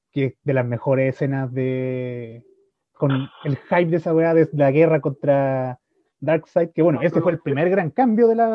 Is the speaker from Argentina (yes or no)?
no; France; Yo soy francés